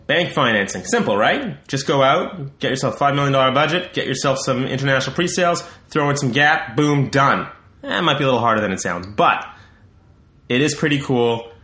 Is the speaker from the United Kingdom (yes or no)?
no; Canada; I'm Canadian. I should be pumping up the Canadian thing